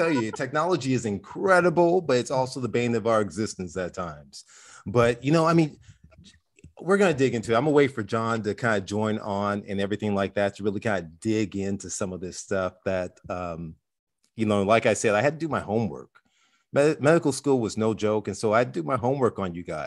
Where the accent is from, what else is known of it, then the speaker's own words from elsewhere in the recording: Compton, California, United States; I grew up inside of South Central LA. I grew up in Compton